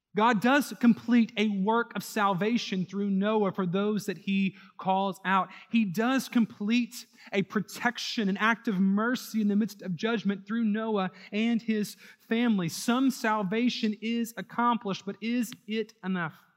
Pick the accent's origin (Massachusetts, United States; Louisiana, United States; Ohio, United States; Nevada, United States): Louisiana, United States; New Orleans; also born or lived in Houston; New Orleans, my hometown